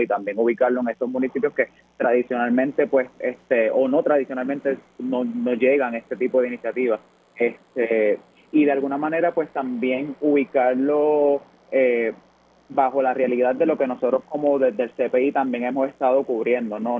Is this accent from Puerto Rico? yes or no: yes; Puerto Rico; como puertorriqueños y puertorriqueñas aprendemos